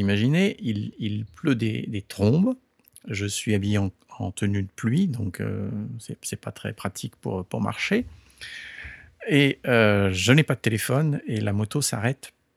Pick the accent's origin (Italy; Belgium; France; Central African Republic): France; moved away as an adult; also born or lived in California, United States; now in Japan; je suis né en France et toute, toute ma culture, euh, toute mon éducation, euh, s'est faite au départ en, en, en France.